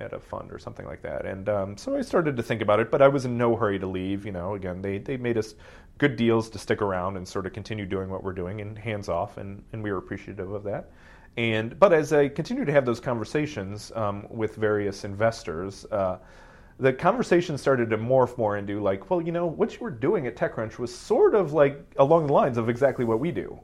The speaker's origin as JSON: {"language": "English", "region": "Ohio", "country": "United States", "tie": "born or raised there", "also_born_or_lived": "London", "moved": "as an adult", "lives_now": "Silicon Valley, United States", "said": "I didn't grow up in Silicon Valley. I grew up in Ohio, very much outside of that world"}